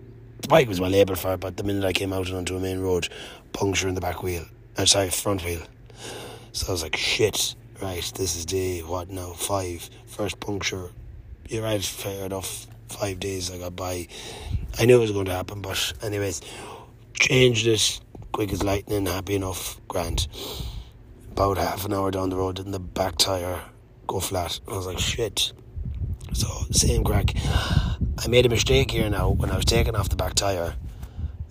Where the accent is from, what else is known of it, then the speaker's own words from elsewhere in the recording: Mayo, Connacht, Ireland; I'm from Mayo